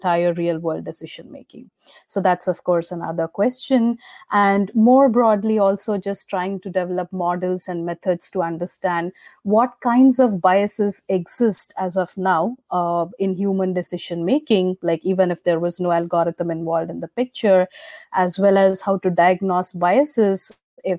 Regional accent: India; moved away as an adult; now in United States; I come from India. I moved to the United States for my PhD in 2012. I have been working in machine learning since I was a student in India.

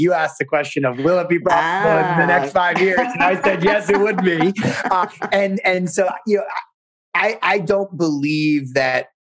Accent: New York tri-state area, United States; now in Maryland, United States; we grew up in the New York and New Jersey and the tri-state area. And now we've really made a home down in Maryland and in the whole Mid-Atlantic region.

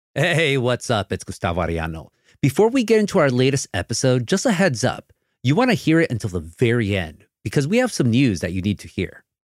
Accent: Florida, United States; now in Los Angeles, United States; I grew up in Florida

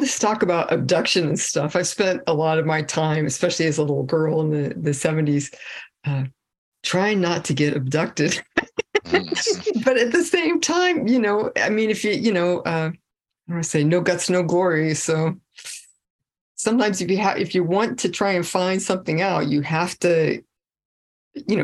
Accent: Fresno, California, United States; I was born in Fresno

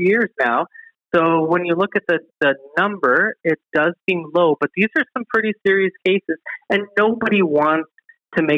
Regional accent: Ontario, Canada; moved away; I'm from Ontario

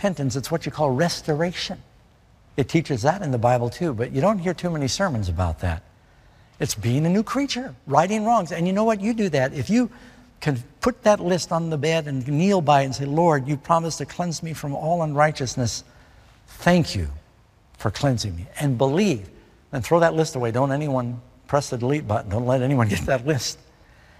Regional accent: New York City, New York, United States; I'm from New York City

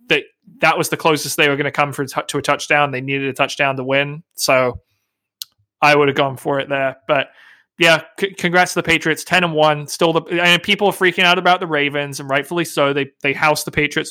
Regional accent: England, United Kingdom; now in United States; I have an American mother and a British father. And so when I was growing up, even in England, we celebrated all the American holidays.

